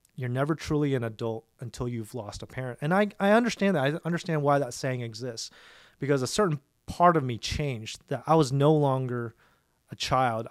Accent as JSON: {"language": "English", "town": "Dallas", "region": "Texas", "country": "United States", "tie": "born or raised there", "said": "I was born in Dallas, born and raised in Dallas at uh, Presbyterian Hospital on Walnut Hill."}